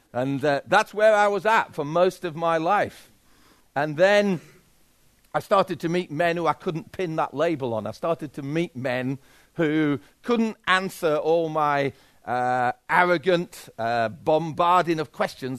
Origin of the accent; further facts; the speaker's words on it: Yorkshire and the Humber, United Kingdom; And I'm a Yorkshireman